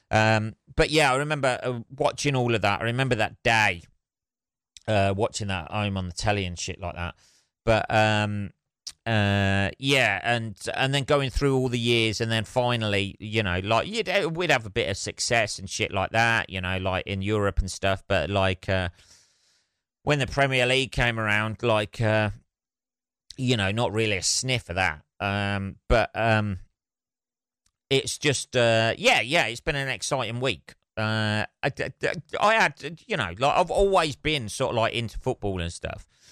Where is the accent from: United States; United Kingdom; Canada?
United Kingdom; Northampton, East Midlands; My hometown